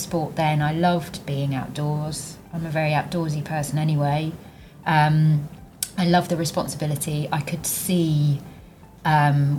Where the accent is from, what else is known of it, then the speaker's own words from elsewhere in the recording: East Anglia, East of England, United Kingdom; I grew up in East Anglia, right in the middle of the UK